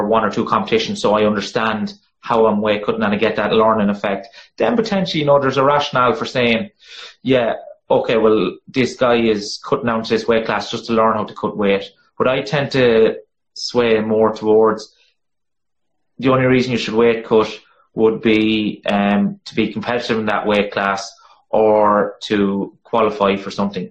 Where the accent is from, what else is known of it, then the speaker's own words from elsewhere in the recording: Ireland; accent: monotone bogman; my monotone bogman accent